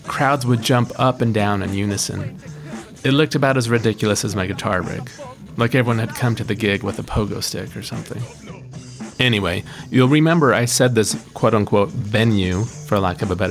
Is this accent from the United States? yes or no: yes; Utah, United States; born or raised there